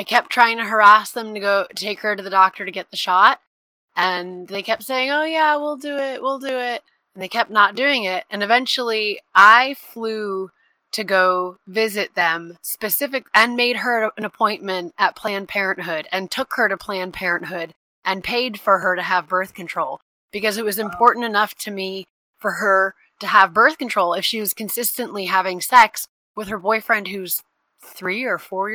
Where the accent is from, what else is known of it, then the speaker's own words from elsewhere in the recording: Texas, United States; I grew up in Texas